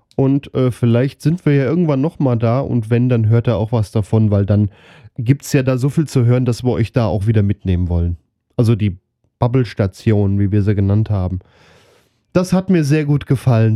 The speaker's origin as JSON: {"language": "German", "area": "near Wetzlar", "region": "Hesse", "country": "Germany", "said": "Ich komme aus der Nähe von Wetzlar"}